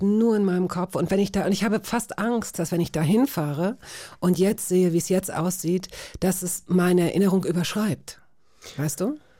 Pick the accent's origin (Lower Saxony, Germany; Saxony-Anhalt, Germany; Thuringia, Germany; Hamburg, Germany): Lower Saxony, Germany; Hanover; als Niedersächsin, so weißt du, als Hannoveranerin.